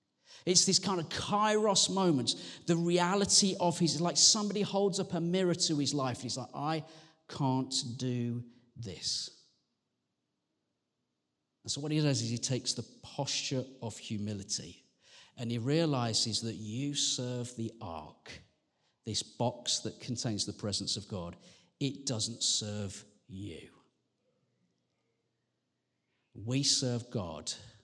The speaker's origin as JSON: {"language": "English", "region": "West Midlands", "country": "United Kingdom", "said": "But I am from the West Midlands. And we do not do shows of public emotion, ever."}